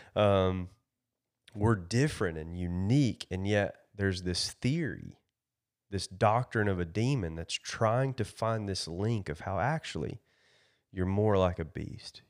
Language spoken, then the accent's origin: English; Kentucky, United States; I am from Kentucky